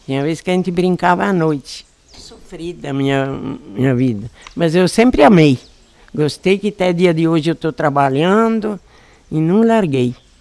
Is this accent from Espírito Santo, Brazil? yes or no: yes; Domingos Martins, Espírito Santo, Brazil; moved away as an adult; also born or lived in Castelinho, Vargem Alta; now in Vargem Alta, Brazil; Lá em em Aracê, Domingos Martins